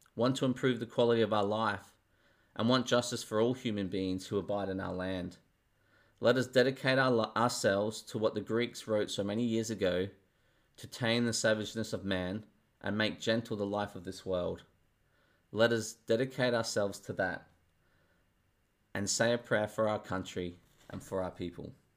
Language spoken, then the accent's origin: English; Australia; I'm Australian.